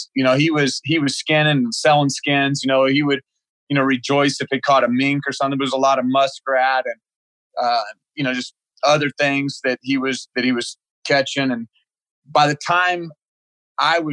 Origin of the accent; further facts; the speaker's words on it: Oklahoma, United States; moved away; I came from Oklahoma